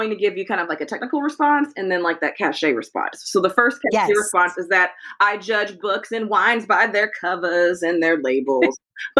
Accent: California, United States; I remember what the weather was like as a Californian, what it was like in Northern California in 1999. We used to get a ton of rain in California.

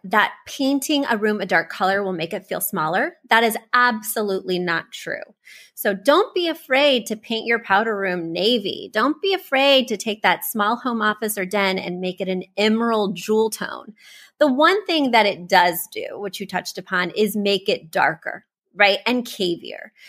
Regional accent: Missouri, United States; I'm from Missouri. I grew up poor

